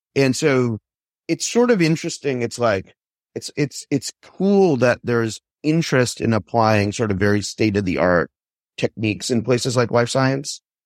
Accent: Palo Alto, California, United States; I grew up in Palo Alto

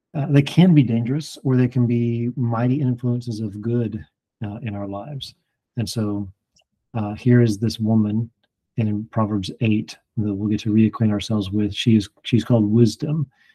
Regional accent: Alabama, United States; moved away; also born or lived in Indiana; I I'm from Alabama

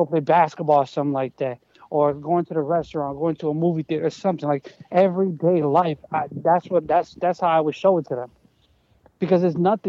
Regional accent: Chicago, Illinois, United States; also born or lived in Colombia; I'm from Chicago

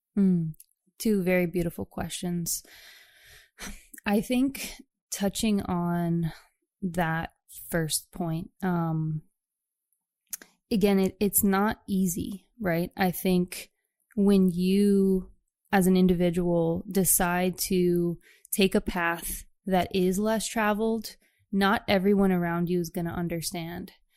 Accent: Chicago, Illinois, United States; moved away as an adult; also born or lived in New York City; I'm actually from the Chicagoland area

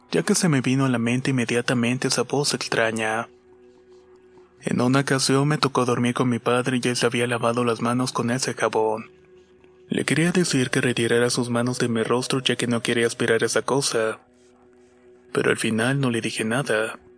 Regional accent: Mexico City, Mexico; Soy de la Ciudad de México y vivo en la delegación Coyoacán.

